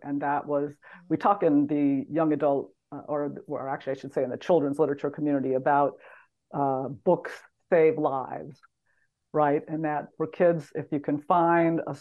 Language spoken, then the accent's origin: English; Texas, United States; moved away; I am a Texan by birth